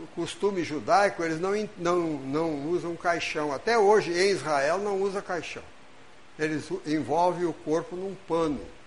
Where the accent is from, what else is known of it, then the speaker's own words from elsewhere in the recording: Brazil; Nós estamos brasileiros, porque reencarnamos no Brasil